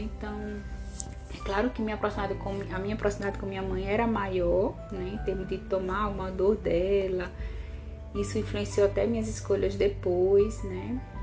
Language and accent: Portuguese; Natal, Rio Grande do Norte, Brazil; Eu cresci ali em Ponta Negra, na praia de Ponta Negra